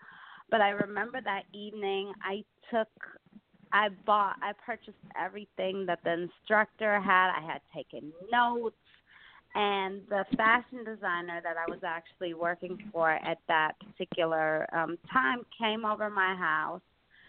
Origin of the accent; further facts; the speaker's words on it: Detroit, Michigan, United States; moved away as an adult; now in New York City, United States; I moved here from Detroit like 15 and a half years ago. Came out here for fashion school